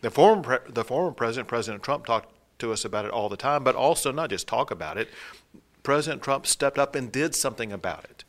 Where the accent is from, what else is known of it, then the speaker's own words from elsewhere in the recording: East Texas, United States; also born or lived in Dallas area, Texas; when I was a kid growing up in East Texas